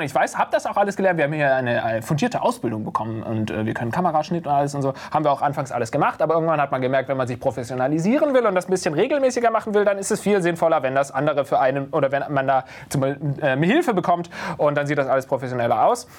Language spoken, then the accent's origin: German; Baden-Württemberg, Germany; now in Berlin, Germany; Ich komme nicht aus dem Schwabenland, ich komme aus Baden.